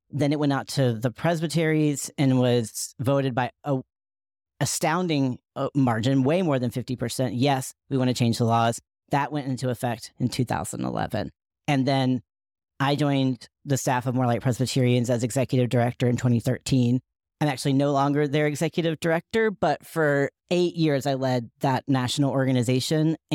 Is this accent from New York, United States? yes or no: no; Asheville, North Carolina, United States; many of the folks who surrounded me in my hometown of uh, Asheville, North Carolina, believed in a straight white Jesus